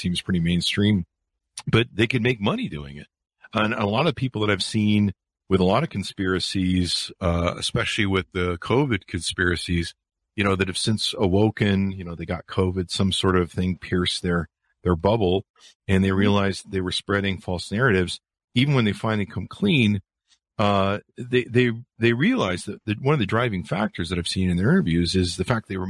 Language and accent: English; California, United States; And when I was a teenager up here in American Park, Utah, which is kind of backwoods, I grew up in California.